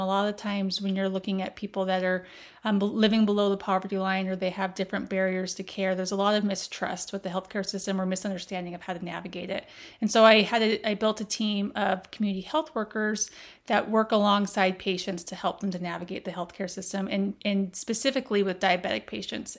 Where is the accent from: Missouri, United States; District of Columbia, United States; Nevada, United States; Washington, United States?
Nevada, United States; Las Vegas; I grew up in Las Vegas